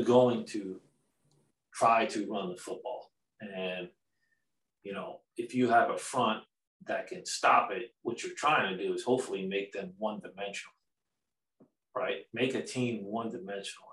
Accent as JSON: {"language": "English", "area": "Long Island", "region": "New York", "country": "United States", "tie": "born or raised there", "moved": "as an adult", "said": "being a New York kid growing up in Long Island"}